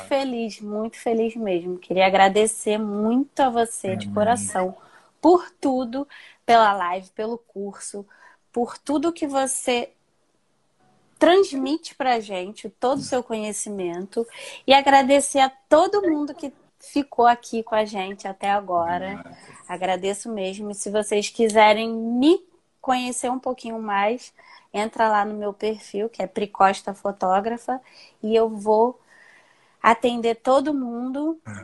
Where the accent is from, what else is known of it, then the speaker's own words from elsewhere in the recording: Rio de Janeiro, Brazil; Moro, sou do Rio